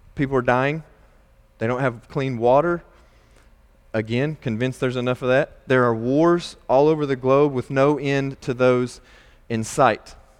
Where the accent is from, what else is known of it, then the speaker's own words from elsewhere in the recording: Nebo, Kentucky, United States; I grew up in Nebo, Kentucky